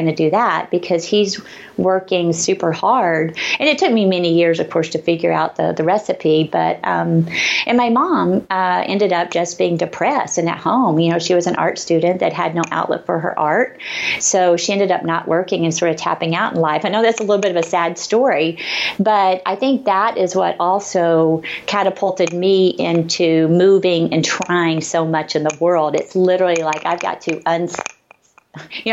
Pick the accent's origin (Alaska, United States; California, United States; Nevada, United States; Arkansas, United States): Arkansas, United States; accent: Southern; moved away; I grew up in Arkansas in a little tiny town, super conservative